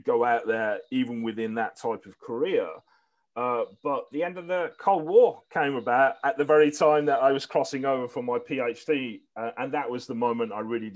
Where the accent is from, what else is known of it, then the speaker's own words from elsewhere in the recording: Birmingham, West Midlands, United Kingdom; it was a great place I grew up